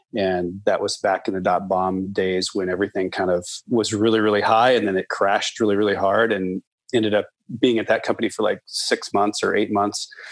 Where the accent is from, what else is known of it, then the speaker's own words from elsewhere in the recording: Nebraska, United States; moved away as an adult; also born or lived in Colorado; now in Portland, United States; I grew up in Nebraska, actually in the heartland. I grew up on a farm